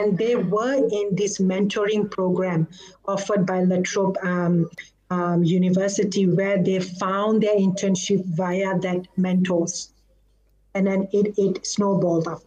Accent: Malaysia; moved away; And I'm a Malaysian. So in Malaysia, we are taught

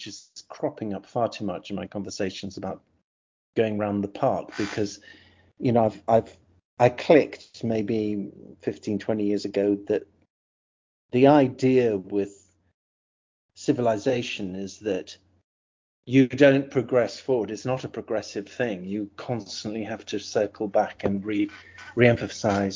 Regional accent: United Kingdom; also born or lived in California, United States; I left America when I was 7. My parents divorced. My mother took me over to the UK

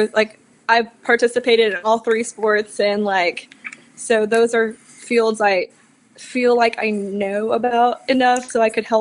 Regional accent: Austin, Texas, United States; now in Dallas, United States; I've grown up in Texas, born and raised in Austin.

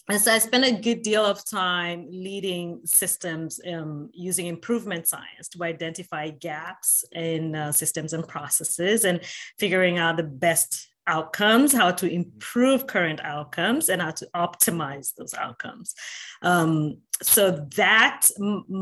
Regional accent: Nairobi, Kenya; moved away; I'm a Kenyan American by birth, born and raised in Nairobi, Kenya

